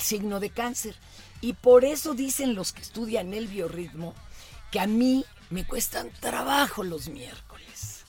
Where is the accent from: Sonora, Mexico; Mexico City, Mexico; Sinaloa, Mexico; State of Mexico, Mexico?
Mexico City, Mexico; yo soy niña de Polanco